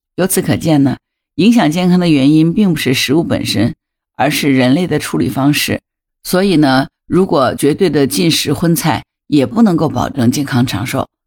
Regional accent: China; 传统来说，我们中国人对牙齿的这个保护和保健做的不到位

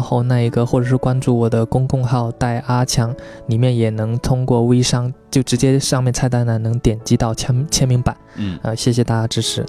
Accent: Quanzhou, Fujian, China; moved away; 是闽南人

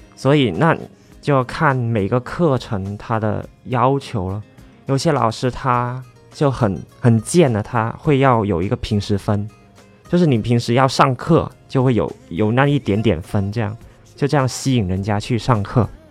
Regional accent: Hong Kong; moved away; 我们香港那边谈恋爱嘛，就会说，行街，他也可以食饭

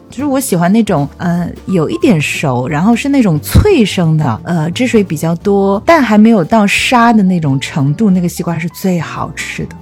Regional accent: China; moved away; 我的家乡哦，就是长江边上的一个小镇

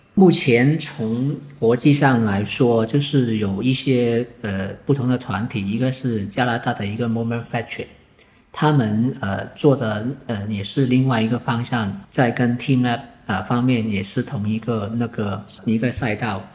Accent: Foshan, Guangdong, China; 我是南海人，所以我是本地人

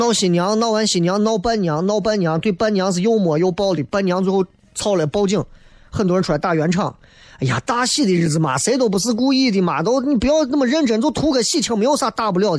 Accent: Xi'an, Shaanxi, China; 作为一个西安人，你觉得你够格吗？

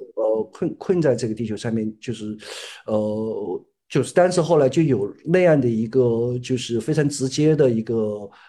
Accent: Hunan, China; moved away as an adult; now in Chongqing, China; 我是湖南的，然后我是，呃，一，呃，那个零七年去的重庆，去了重庆

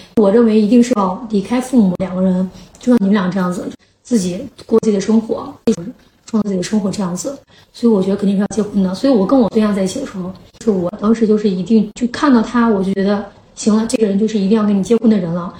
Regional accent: Shaanxi, China; 我们陕西人娶一些外地的媳妇儿

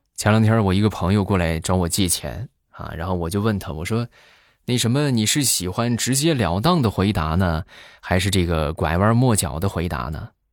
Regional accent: northern China, China; 我们北方

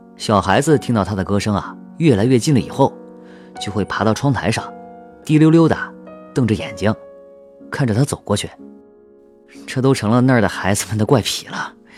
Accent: southern China, China; 我们那个小镇是南方的一个小地方，我出生在那儿

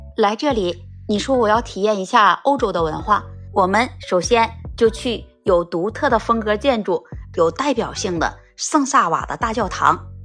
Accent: China; 我们中国人

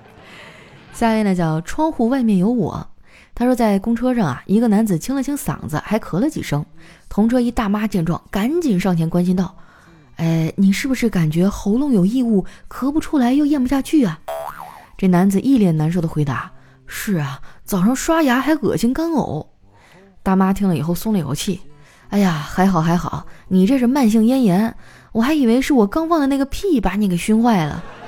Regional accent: northern China, China; 我作为一个北方人，我的饭量真的就挺大的

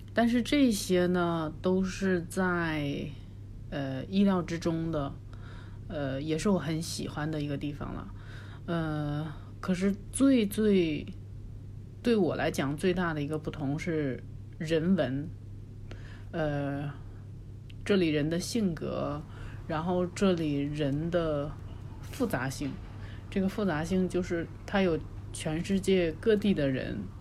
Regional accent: Northeast China, China; also born or lived in Beijing; now in Macau; 我是一个东北人，现在居住在澳门，啊，不应该算居住，应该是工作在澳门

